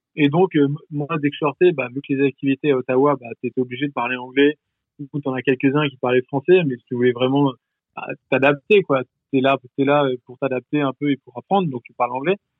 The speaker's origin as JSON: {"language": "French", "country": "France", "also_born_or_lived": "Canada", "moved": "as an adult", "said": "en tant que français"}